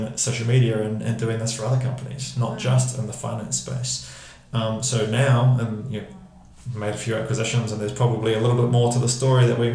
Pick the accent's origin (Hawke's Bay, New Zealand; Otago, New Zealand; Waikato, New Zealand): Waikato, New Zealand; Hamilton; moved away as an adult; also born or lived in London; I grew up in Hamilton, moved to London at 19